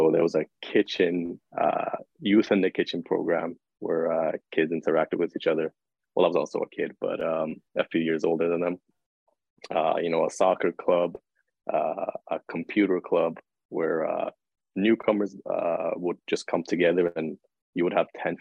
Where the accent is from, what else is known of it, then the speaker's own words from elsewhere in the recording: Toronto, Ontario, Canada; North York. Downsview area, that's home for me